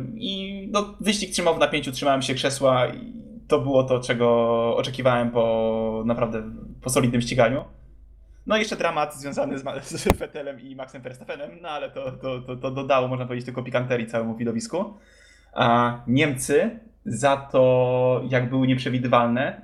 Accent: Poland; jesteśmy z Polski

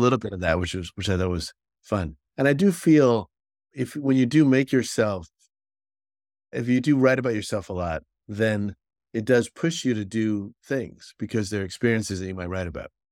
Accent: Northeast, United States; now in Connecticut, United States; I grew up in the Northeast, right? So, I live here in Connecticut

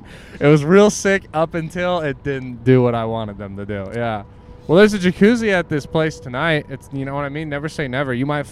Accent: California, United States; now in Kentucky, United States; I moved from California to Kentucky

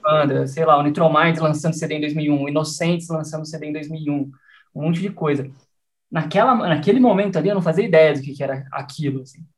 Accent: Piracicaba, São Paulo, Brazil; eu cresci em Piracicaba

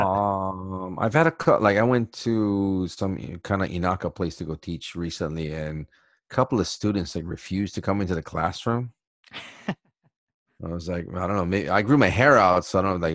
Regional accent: Hawaii, United States; moved away as an adult; now in Japan; for us people in Hawaii, uh, I guess we, we do have an Asian background

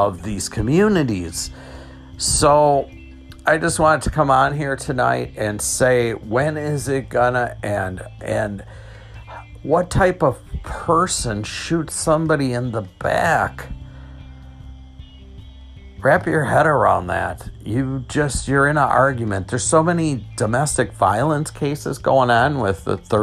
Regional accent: United States; Me, as an American

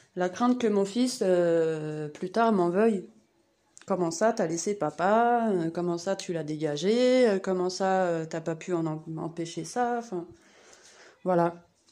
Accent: Saint-Denis, Île-de-France, France; Je suis née à Saint-Denis

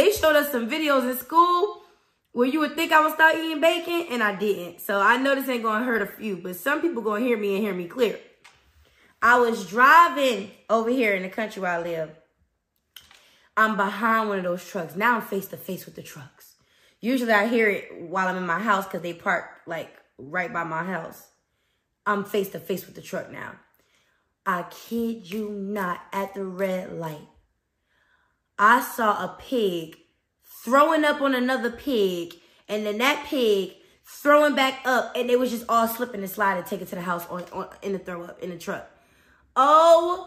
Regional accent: Newark, New Jersey, United States; moved away; So I'm from New Jersey, Brick City, North New Jersey.

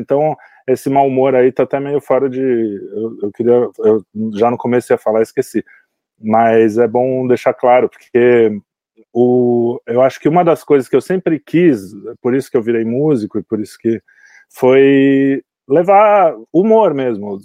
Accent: Santos, São Paulo, Brazil; eu sou de Santos

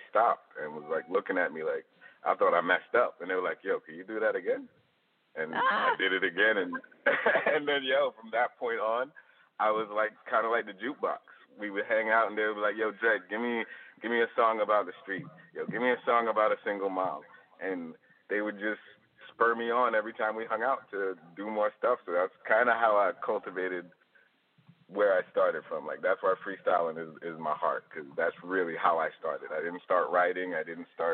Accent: New York, United States; now in Tampa, United States; growing up in New York

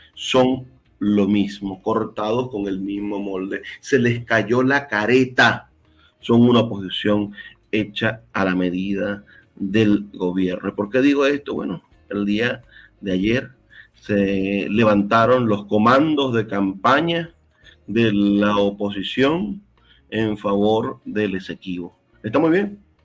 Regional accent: Venezuela; como venezolano

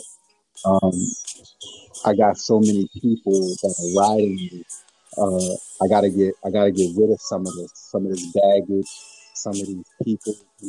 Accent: Philadelphia, Pennsylvania, United States; moved away as an adult; now in Washington, D.C., United States; growing up in Southwest Philadelphia, then the city of Philly, all the way to, you know, me getting to the government and moving to D.C.

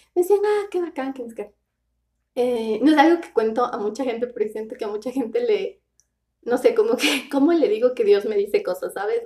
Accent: Riobamba, Chimborazo, Ecuador; moved away; Soy rebambeña, que para mí es súper importante. Soy de Rebamba

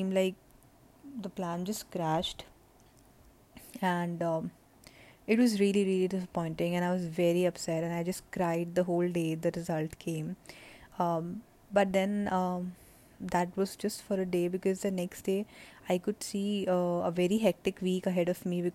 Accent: India; moved away as an adult; also born or lived in New Jersey, United States; Right now I'm in India, which is my home country, and I have come back.

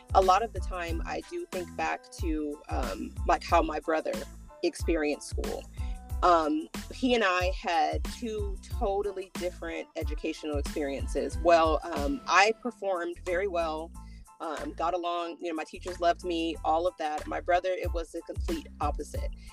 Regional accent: California, United States; moved away; also born or lived in Texas; we, we grew up in California

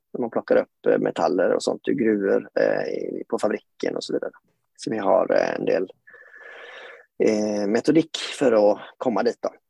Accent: Gothenburg, Västra Götaland, Sweden; now in Tønsberg, Norway; jeg er som dere hører svensk, kanskje. Jeg er født og oppvokst eh, i Göteborg, på vestkysten

